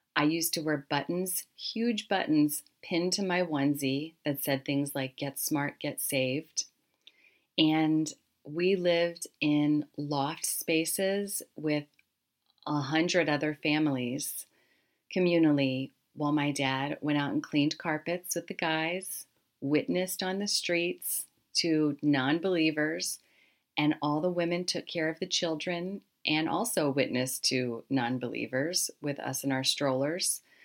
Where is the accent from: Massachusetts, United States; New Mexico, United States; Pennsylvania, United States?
Pennsylvania, United States; Harrisburg; I grew up largely in South Central Pennsylvania, the Harrisburg, Hershey area.